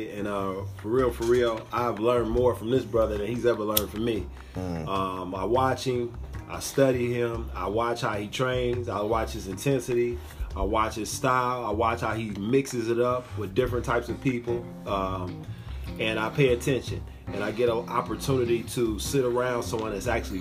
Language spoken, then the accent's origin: English; Illinois, United States; also born or lived in St. Louis, Missouri; Grew up in Illinois